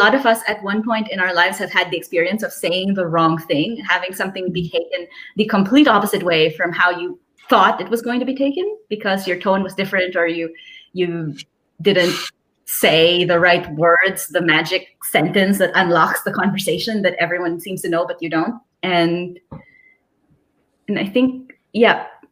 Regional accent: Philippines; I'm a Filipino autistic person

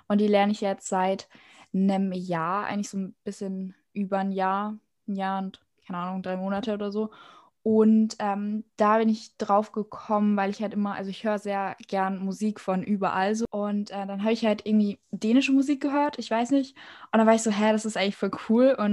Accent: South Korea; Bei mir ist es ja so, ich komme halt sehr also aus Korea und habe sehr viele Freunde und Familie und so da.

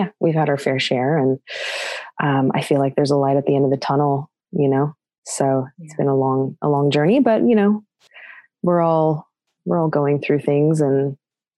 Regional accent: California, United States; also born or lived in San Diego; So I grew up in California. I'm half Australian.

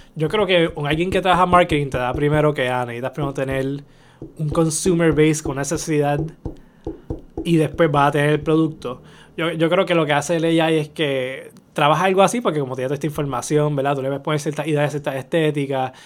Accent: Bayamón, Puerto Rico; ahí en Bayamón, en las calles, yo soy Santa Juanita desde pequeño. Yo caminaba por esa área.

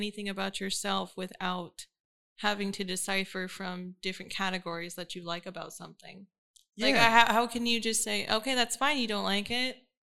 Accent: Fairfield, California, United States; also born or lived in Vallejo, California / Vacaville, California; I was born in the Bay Area, so I grew up in Fairfield

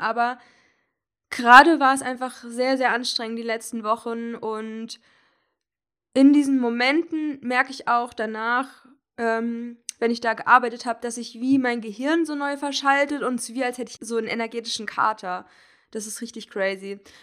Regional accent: Hesse, Germany; moved away; die Fahrt nach Hessen äh, in meine Heimatstadt

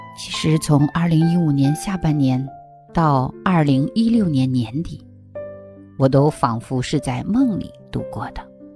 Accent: China; now in Australia; 在我们国内的学校

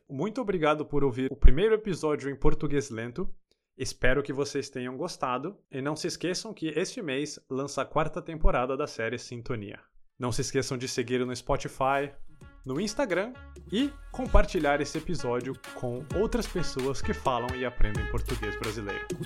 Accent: Campinas, São Paulo, Brazil; accent: close to the São Paulo city accent; Eu nasci em Campinas. Eu sou paulista, mas não sou paulistano. Embora o meu sotaque seja mais parecido com o sotaque paulistano do que com o sotaque da minha região.

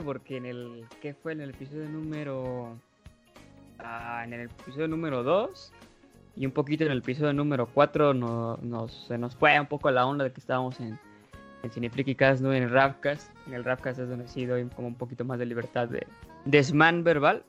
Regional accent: Mexico; soy mexicano y la verdad, aunque sí sepa inglés, sí se me nota lo mexa al hablarlo

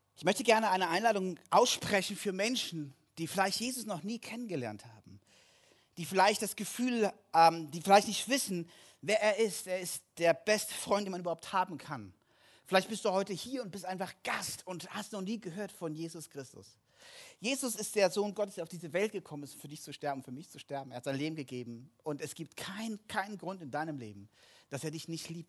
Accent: Kassel, Hesse, Germany; moved away; Kassel, wo ich herkomme

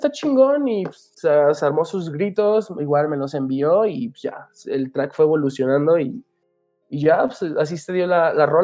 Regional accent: Aguascalientes, Mexico; yo soy mexicano, yo nací en Aguas, de hecho, y no me creían.

